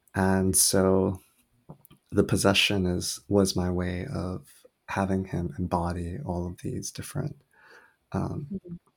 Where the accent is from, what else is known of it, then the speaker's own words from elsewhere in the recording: Oahu, Hawaii, United States; also born or lived in South Korea; I was born in South Korea and raised on the island of Oahu, Hawaii, where my family immigrated when I was really young.